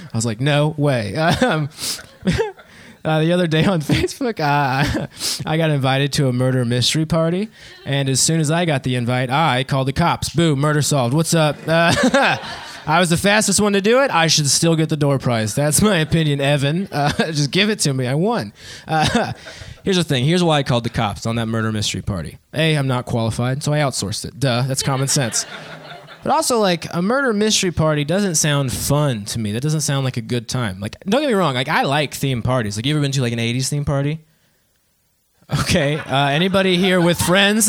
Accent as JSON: {"language": "English", "town": "Dayton", "region": "Ohio", "country": "United States", "moved": "yes", "lives_now": "Columbus, United States", "said": "I'm actually from Dayton, Ohio"}